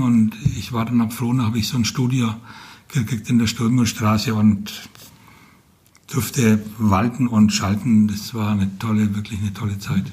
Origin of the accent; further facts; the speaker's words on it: Franconia, Bavaria, Germany; accent: Franconian; moved away as an adult; also born or lived in Ansbach; now in Fulda, Germany; ich bin Franke und ich, als ich vor über 30 Jahren hierher kam